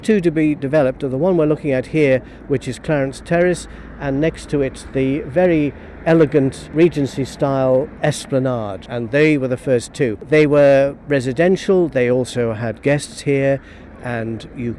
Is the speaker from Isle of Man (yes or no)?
yes; Douglas, Isle of Man; the houses along where I was born in the Grasmere